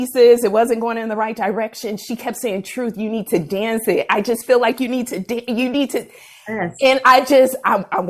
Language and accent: English; Oakland, California, United States; I grew up in Oakland